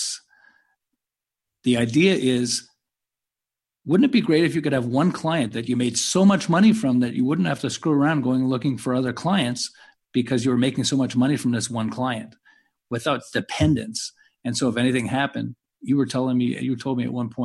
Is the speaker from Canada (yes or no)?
yes; Montreal, Quebec, Canada; now in Southern California, United States; I'm originally from Montreal. So Canadians, eh? But I live in Southern California now